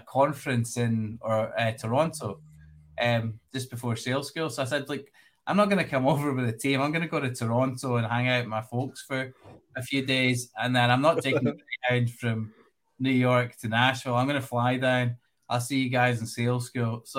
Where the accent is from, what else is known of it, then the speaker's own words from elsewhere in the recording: Glasgow, Scotland, United Kingdom; also born or lived in Edinburgh; I grew up in Glasgow, in the west coast of Scotland.